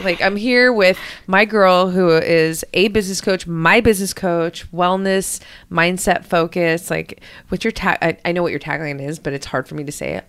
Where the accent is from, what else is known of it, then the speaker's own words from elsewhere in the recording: Hawaii, United States; moved away as an adult; also born or lived in New York / Europe; I moved from Hawaii to New York.